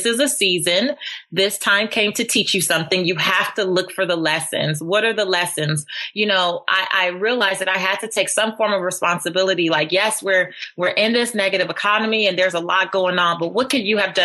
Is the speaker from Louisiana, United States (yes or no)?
no; Los Angeles, California, United States; I grew up in South Central Los Angeles in the hood